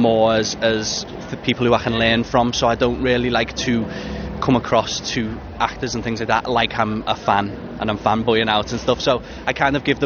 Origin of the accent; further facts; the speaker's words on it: Liverpool, North West England, United Kingdom; It doesn't matter how good Liverpool will be, it'll always be my hometown